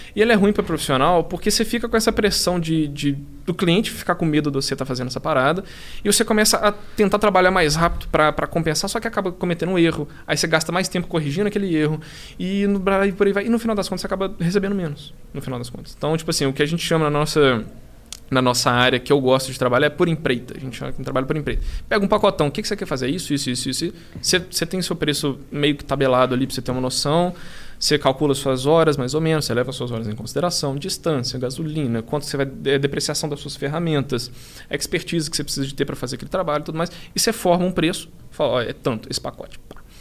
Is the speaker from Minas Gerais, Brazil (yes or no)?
yes; Belo Horizonte, Minas Gerais, Brazil; moved away as an adult; now in São Paulo, Brazil; nós dois somos de Belo Horizonte